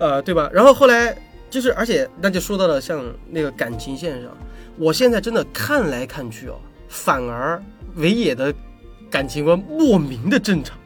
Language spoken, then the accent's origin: Chinese; China; 就是我们中国人就不说中国人了，